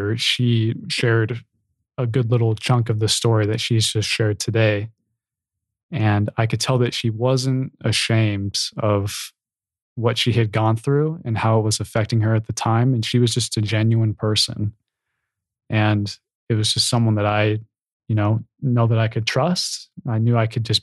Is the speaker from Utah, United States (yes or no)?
yes; Provo, Utah, United States; growing up in Provo